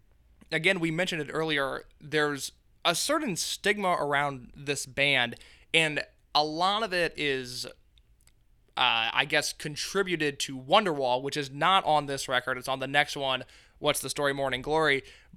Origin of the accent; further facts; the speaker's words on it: Indiana, United States; I'm from Indiana.